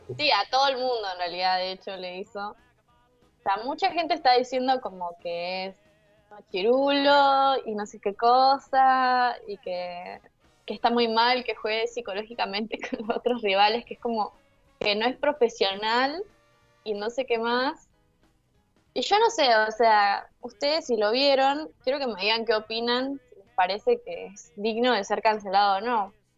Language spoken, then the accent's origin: Spanish; zona sur of Greater Buenos Aires, Buenos Aires Province, Argentina; yo soy